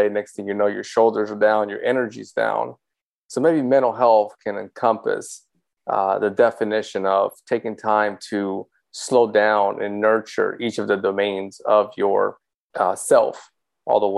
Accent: Dominican Republic; moved away; I was from the Dominican Republic, born there.

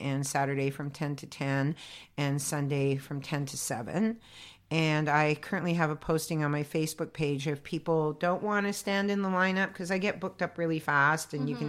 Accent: Toronto, Ontario, Canada; born there; Yes, I've been doing the psychic fair since I was born in Toronto.

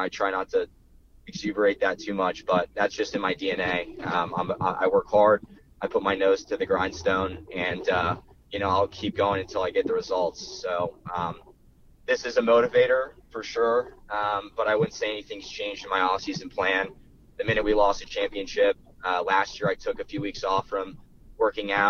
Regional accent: Florida, United States; I'm from Florida.

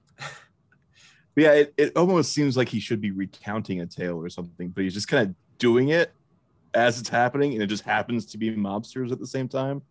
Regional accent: Nebraska, United States; I'm from, from Nebraska, where we pronounce things

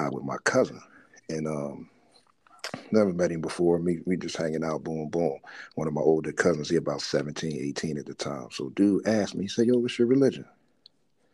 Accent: Philadelphia, Pennsylvania, United States; we grew up right around the John Coltrane house

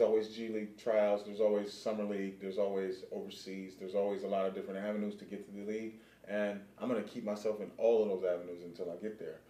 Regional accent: California, United States; growing up in cali

